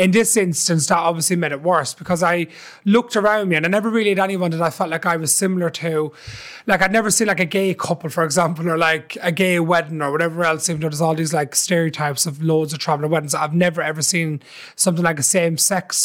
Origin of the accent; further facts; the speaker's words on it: Dublin, Leinster, Ireland; also born or lived in Tallaght; I grew up in Ballymore